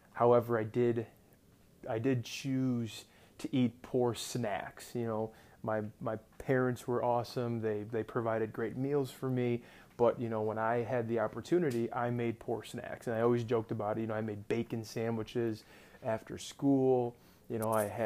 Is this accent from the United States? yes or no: yes; Rochester, New York, United States; I'm from Rochester, New York, born and raised